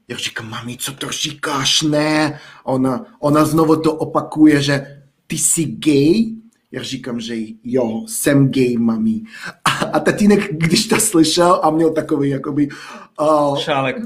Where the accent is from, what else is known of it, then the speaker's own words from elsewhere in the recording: village near Almaty, Almaty Region, Kazakhstan; Czech is a second language; moved away as an adult; now in Czech Republic; vedle Almaty